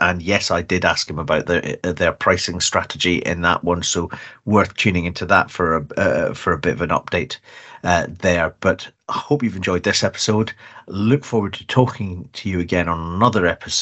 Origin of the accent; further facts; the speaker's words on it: Scotland, United Kingdom; as a Scot